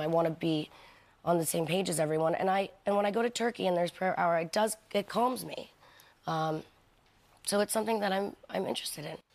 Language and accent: English; New York, United States; I'm from New York. I'm, I'm, I'm born and raised there